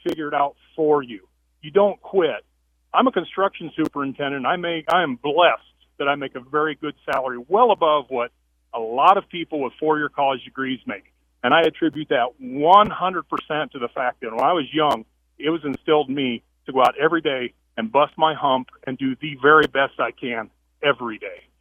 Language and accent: English; Iowa, United States; now in Idaho, United States; when I was a kid growing up in Iowa